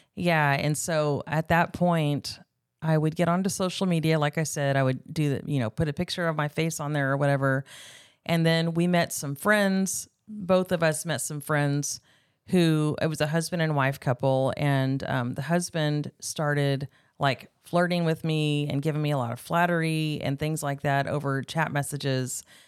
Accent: Bakersfield, California, United States; moved away as an adult; now in Arkansas, United States; I am from Bakersfield, California. I grew up out in the country, um, of coun-, of Bakersfield, California, kind of between Shafter and Wasco out in the country there

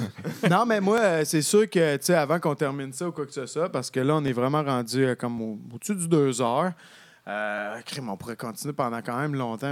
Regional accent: Sherbrooke, Quebec, Canada; je viens de Sherbrooke

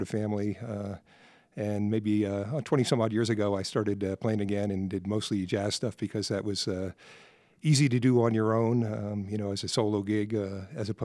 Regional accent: New York City area, United States; moved away as an adult; also born or lived in California; now in Colorado Springs, United States; I grew up in the New York City area, suburbia. Went to school in at Fordham University in the Bronx, and so I'm a New Yorker

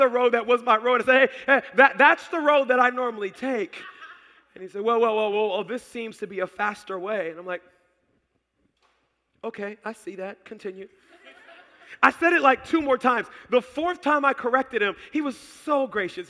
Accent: Baltimore, Maryland, United States; also born or lived in Howard County, Maryland; We're in Howard County now, but I grew up in Baltimore

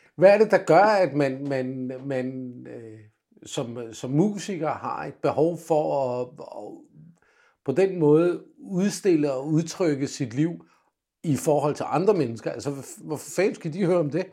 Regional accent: Denmark; also born or lived in England; som dansker

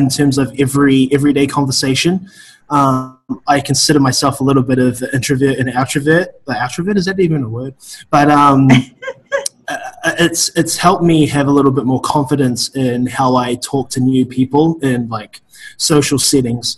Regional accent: New Zealand; moved away; I am originally from New Zealand, a very small farm town in New Zealand

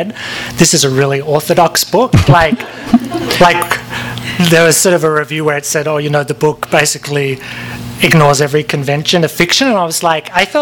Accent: Perth, Western Australia, Australia; moved away as an adult; also born or lived in London, United Kingdom; now in Los Angeles, United States; I left Perth in 1994. I'm from Perth in Western Australia, and then I moved to London, and then I moved here.

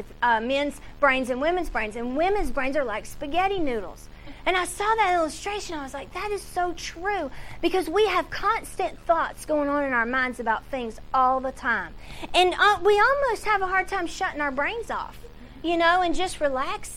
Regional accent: the South, United States; accent: Southern; moved away; I'm from the South, so my vowels are a little different.

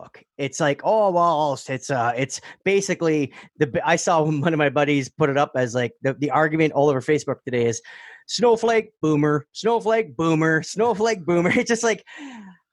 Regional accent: Canada; also born or lived in Mississauga; I'm just Canadian

